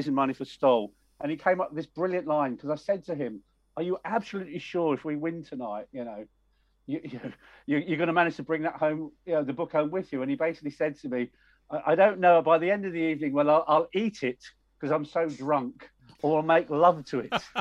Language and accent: English; Wealdstone, London, United Kingdom; I grew up in Wealdstone